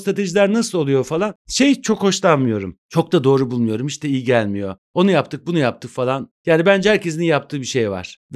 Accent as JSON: {"language": "Turkish", "region": "Istanbul", "country": "Turkey", "tie": "born there", "said": "68 İstanbul doğumluyum. Pertevniyel'de okudum."}